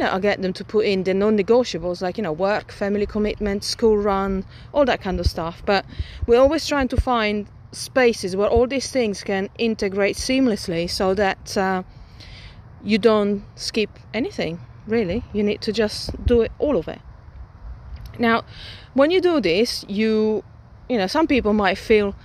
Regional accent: Milan, Lombardy, Italy; moved away; when I was still growing up in Milan

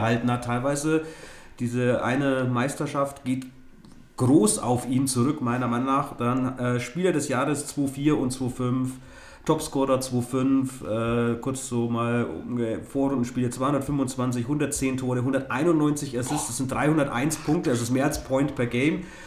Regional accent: Nuremberg, Bavaria, Germany; als Nürnberger

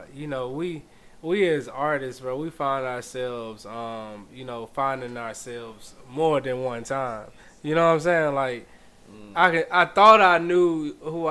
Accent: Greene County, Alabama, United States; moved away as an adult; now in Birmingham, United States; graduating from high school and all that shit in Greene County

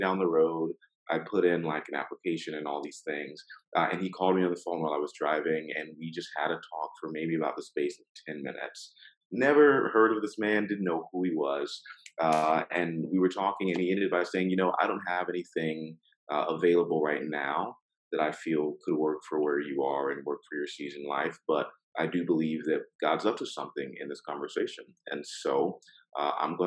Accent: Gainesville, Florida, United States; moved away as an adult; also born or lived in Oklahoma / Washington DC metro area / Richmond, Virginia / Maryland; now in Orlando, United States; I'm from Gainesville, Florida, and the swamp, go Gators

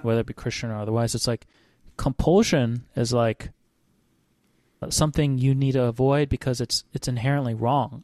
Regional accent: Hawaii, United States; I grew up in Hawaii

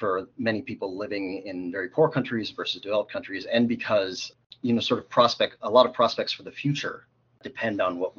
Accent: Calgary, Alberta, Canada; moved away as an adult; also born or lived in Baltimore, United States; now in Toronto, Canada; I was born in Baltimore, grew up in Calgary, came out to U of T for school

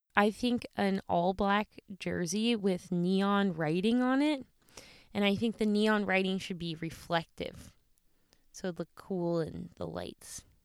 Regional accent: Missouri, United States; I'm from Missouri

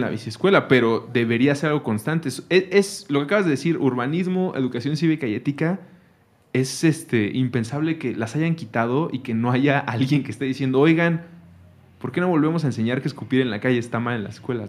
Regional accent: Mexico City, Mexico; Nosotros somos chilangos, sí crecimos aquí En, la ciudad

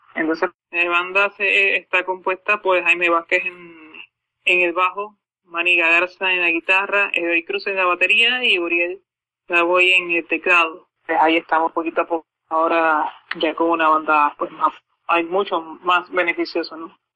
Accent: Puerto Rico; acá en mi ciudad natal

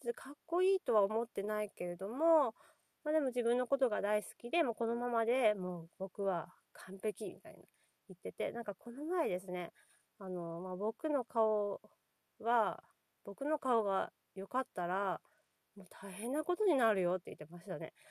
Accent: Nagasaki, Japan; 私、 長崎が出身で、漁師町

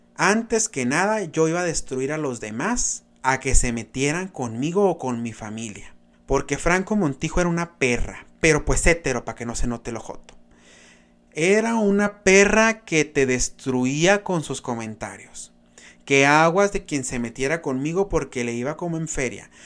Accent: Benjamín Hill, Sonora, Mexico; de mi pueblo, porque soy pueblerino, chamacos, orgullosamente un pueblo ferrocarrilero, Benjamín Hill

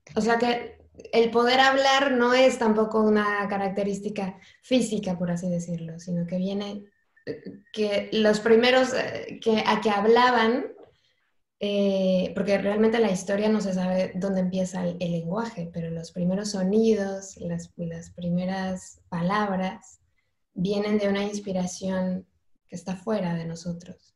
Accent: Mexico; now in Spain; yo soy mexicana

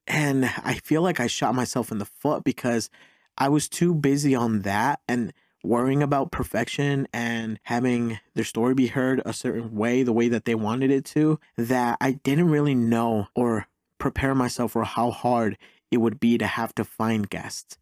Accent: Mexico; now in United States; I'm an immigrant. I was born in Mexico, such as my mom and my older brother.

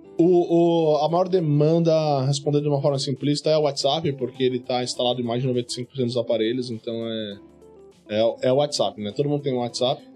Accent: Guarulhos, São Paulo, Brazil; eu sou de Guarulhos

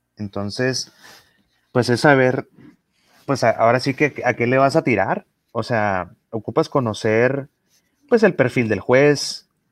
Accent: northern Mexico, Mexico; como norteños

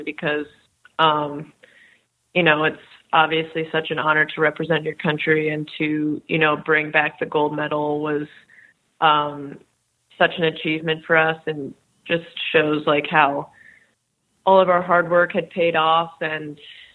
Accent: Maryland, United States; I'm from Maryland, so there aren't that many ice rinks around.

